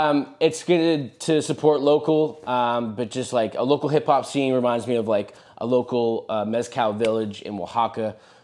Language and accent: English; Ottawa, Ontario, Canada; I'm from Ottawa, man.